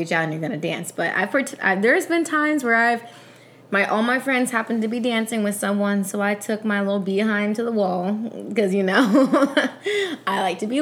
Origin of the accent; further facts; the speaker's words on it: Raleigh, North Carolina, United States; now in Delaware, United States; I'm from Raleigh